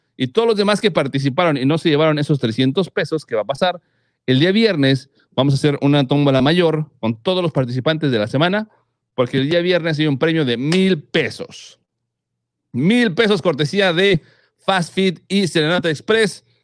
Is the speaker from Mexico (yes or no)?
yes; Mexico; los mexicanos, como buenos mexicanos